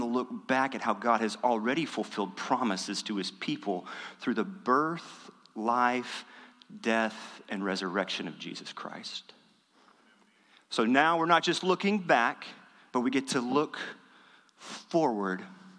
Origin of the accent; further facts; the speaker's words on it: West Texas, United States; also born or lived in Dallas; I grew up in West Texas, and the church that I grew up in, as far as I can recall, we never had an Advent season. We never recognized Advent.